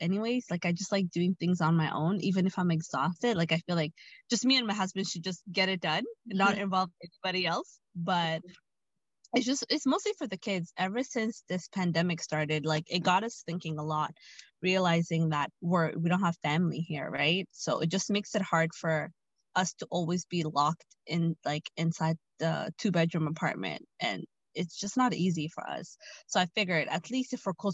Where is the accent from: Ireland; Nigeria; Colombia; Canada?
Canada; Ottawa, Ontario; moved away as an adult; now in Toronto, Canada; I'm from Ottawa. So Ottawa is like 5 hours away from Toronto. And my entire family lives in Ottawa. But I moved here after I got married